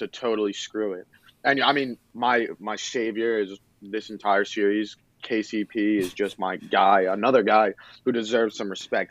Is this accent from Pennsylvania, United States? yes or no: yes; Philadelphia, Pennsylvania, United States; I'm from, I'm from Philadelphia